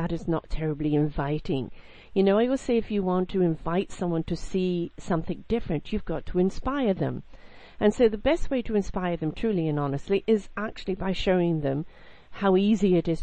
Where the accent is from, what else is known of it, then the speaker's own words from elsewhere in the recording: United Kingdom; I'm British